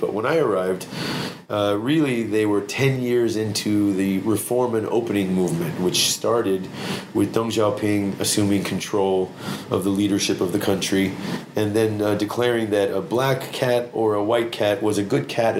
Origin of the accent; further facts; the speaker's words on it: New York, United States; moved away as an adult; now in China; But growing up in New York, when, you know, you'd hear Chinese people talking to you from a Chinese restaurant or wherever, it sounded like Cantonese, and they called it Chinese.